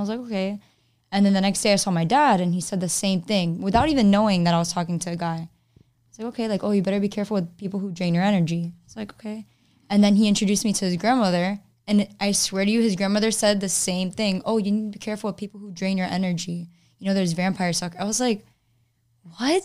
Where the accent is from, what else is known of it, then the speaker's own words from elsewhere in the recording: Miami, Florida, United States; now in Orlando, United States; I'm from Miami